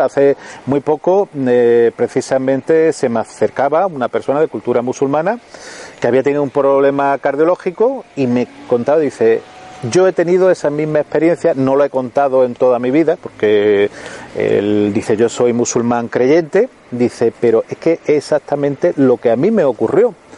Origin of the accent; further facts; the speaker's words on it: Melilla, Spain; soy de Melilla